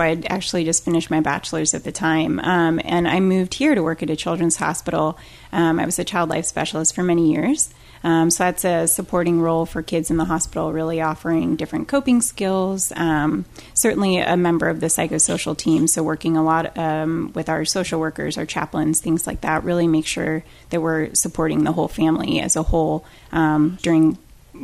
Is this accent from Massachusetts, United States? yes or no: no; Illinois, United States; now in Florida, United States; So I'm from the Midwest. Brock is as well. I'm actually from Illinois. Been down in Florida about 10 years now.